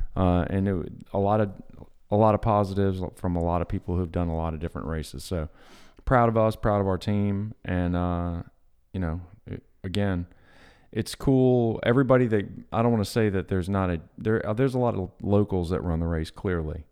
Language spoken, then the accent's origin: English; Long Beach, Mississippi, United States; I grew up in Long Beach, but had a lot of friends in Bayou View, which is in Gulfport.